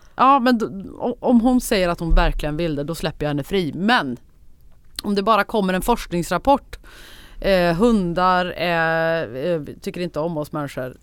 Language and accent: Swedish; Värmland, Sweden; accent: Värmland dialect; also born or lived in Gothenburg; now in Stockholm, Sweden; jag pratar så mycket värmländska som jag gör